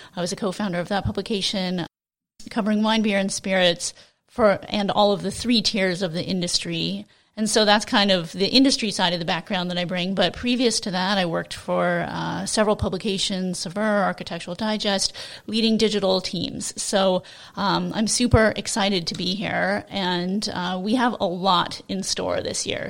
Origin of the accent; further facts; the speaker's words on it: Seattle, Washington, United States; I'm from Seattle